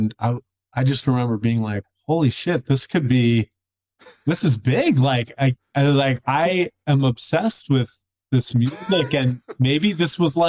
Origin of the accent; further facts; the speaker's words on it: Philadelphia, Pennsylvania, United States; now in Asheville, United States; I'm originally from the Philly area.